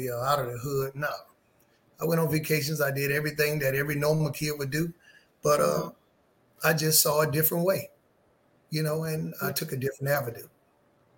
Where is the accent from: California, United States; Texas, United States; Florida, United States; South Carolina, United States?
South Carolina, United States; moved away as an adult; also born or lived in Washington, D.C.; now in Atlanta, United States; I was raised in South Carolina, a small town